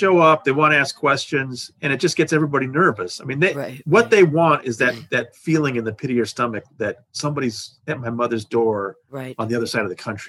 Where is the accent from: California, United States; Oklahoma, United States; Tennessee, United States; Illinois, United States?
California, United States; Los Angeles; now in New York, United States; I know, I'm from Los Angeles. I know how bad the tap water